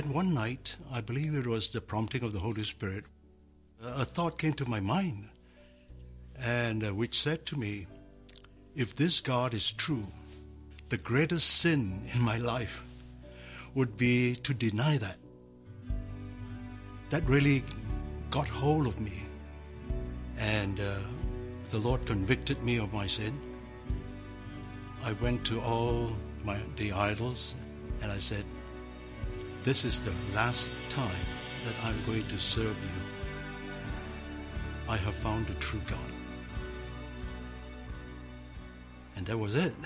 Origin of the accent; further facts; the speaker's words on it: Malaysia; was born in Malaysia in 1947. My family were idol worshippers. It was my duty, even though I was a boy, to serve the gods.